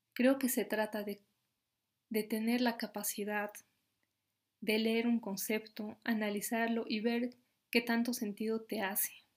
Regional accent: Bolivia; mi país, Bolivia

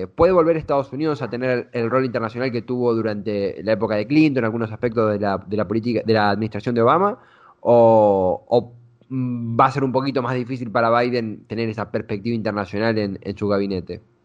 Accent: Argentina; nuestra propia cotidianidad como argentinos

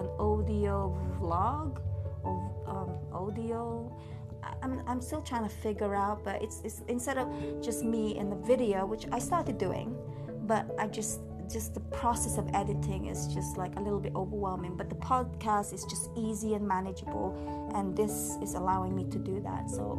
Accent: England, United Kingdom; moved away as an adult; also born or lived in Philippines / California; now in Yosemite, United States; I grew up in England, so I'm pretty much British upbringing.

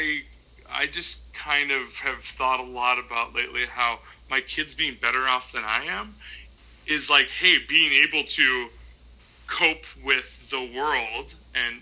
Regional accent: Minnesota, United States; we're all from Minnesota, right? So, like, part of being from Minnesota is that you have to tell yourself why it's nice to live in a place that's so cold it hurts your face

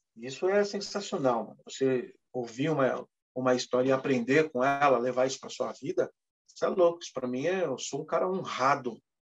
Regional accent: São Paulo, Brazil; sou nascido e criado no Cangaíba

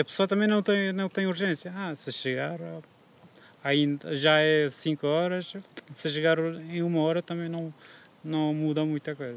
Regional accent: Kurdistan, Turkey; Portuguese is a second language; moved away as an adult; now in Aveiro, Portugal; eu sou do Kurdistão, mas como ainda não é um país independente, oficialmente eu sou da Turquia

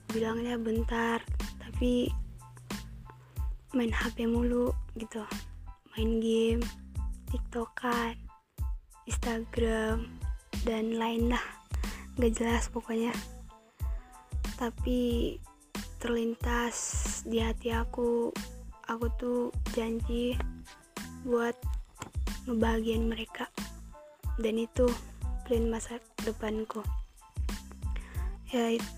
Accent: Sidikalang, North Sumatra, Indonesia; born there; Aku lahir di Tanjung Ringin, Sidikalang, Sumatera Utara 15 Maret 2003

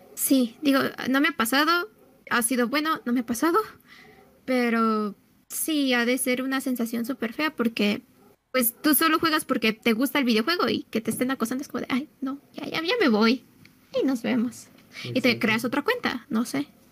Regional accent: Mexico City, Mexico; yo soy de la Ciudad de México

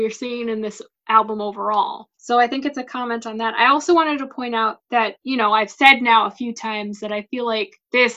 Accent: Midwest, United States; I'm from the Midwest and I haven't traveled much outside of the Midwest

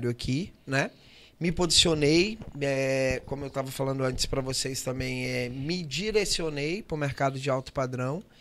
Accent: Porto Velho, Rondônia, Brazil; Eu sou de Porto Velho

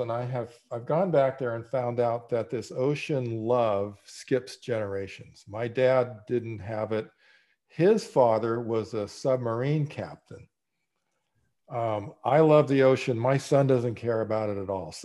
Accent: Laguna Beach, California, United States; I grew up in Southern California in Laguna Beach and as a kid and through high school.

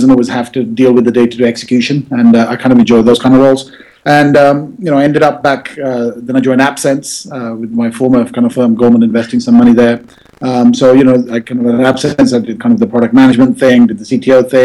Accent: London, United Kingdom; moved away as an adult; also born or lived in Manchester, England; now in New York, United States; I was born in London, West London. So I grew up there, did my schooling in Manchester, England

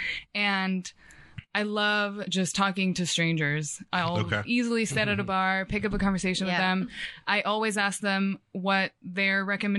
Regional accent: Sacramento, California, United States; born and raised in Sac, in South Sac

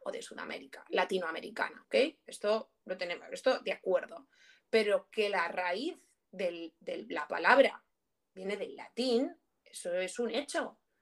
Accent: Spain; ¿qué pinta tengo yo de española?

